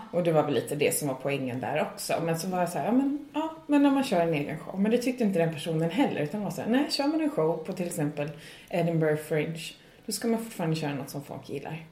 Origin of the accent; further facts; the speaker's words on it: Sweden; moved away as an adult; now in Ireland; jag kommer från Sverige